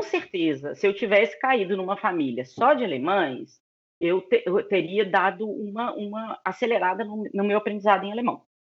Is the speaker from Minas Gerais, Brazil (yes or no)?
yes; Belo Horizonte, Minas Gerais, Brazil; moved away as an adult; also born or lived in Cologne, Germany; now in Berlin, Germany; nasci e cresci em BH, em Minas